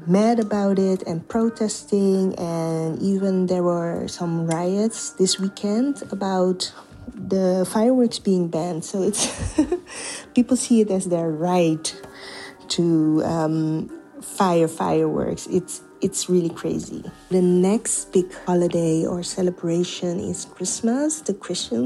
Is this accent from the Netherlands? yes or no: yes; Netherlands; I was born and raised in the Netherlands myself.